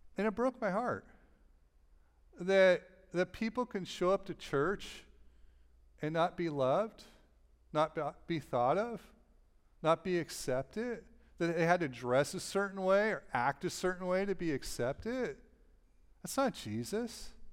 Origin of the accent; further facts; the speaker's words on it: Los Angeles, California, United States; moved away; I'm from Los Angeles